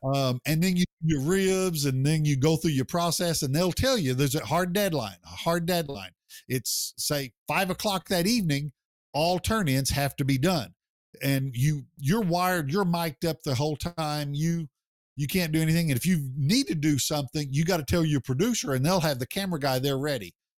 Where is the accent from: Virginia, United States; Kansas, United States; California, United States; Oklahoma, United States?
Oklahoma, United States; my home state in Oklahoma